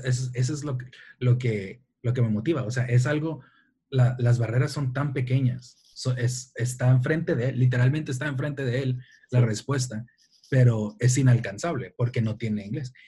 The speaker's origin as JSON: {"language": "Spanish", "town": "Tijuana", "region": "Baja California", "country": "Mexico", "said": "soy de Tijuana, soy mexicano, soy de Tijuana"}